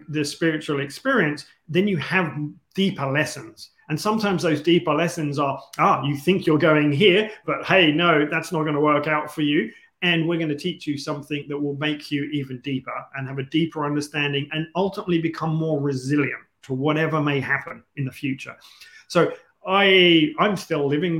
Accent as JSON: {"language": "English", "region": "London", "country": "United Kingdom", "tie": "born or raised there", "also_born_or_lived": "Asia", "moved": "yes", "said": "I was born in London"}